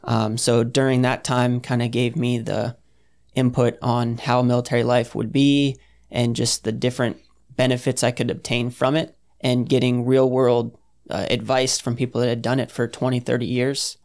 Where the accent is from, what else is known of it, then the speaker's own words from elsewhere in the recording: New Smyrna Beach, Florida, United States; moved away as an adult; I'm from New Smyrna Beach, Florida, just south of Daytona.